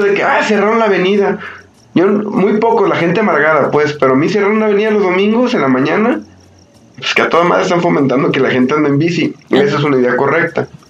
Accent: Mexico; yo vivo aquí cerca de Plaza México. Yo cuando era niño, aquí en Plaza México

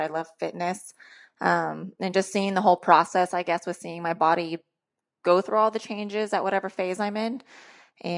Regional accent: Sacramento, California, United States; I am from Sacramento, California

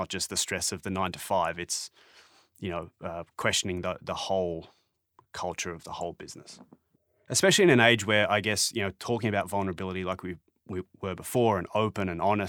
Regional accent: Melbourne, Victoria, Australia; now in Toronto, Canada; I'm from Melbourne and now I live in Toronto

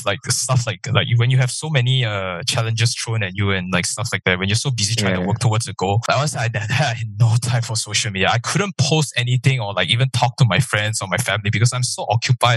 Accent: Malaysia; I'm Malaysian

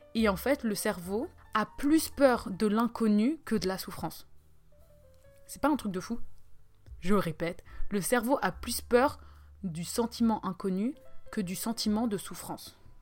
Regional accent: Switzerland; je suis suisse

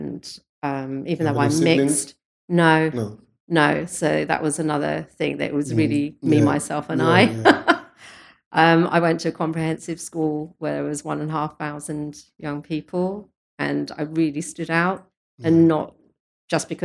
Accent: Chelmsford, East of England, United Kingdom; I was born in Chelmsford in Essex.

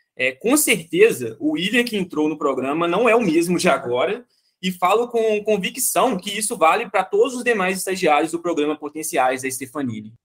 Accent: Itabira, Minas Gerais, Brazil; eu sou de Itabira, Minas Gerais

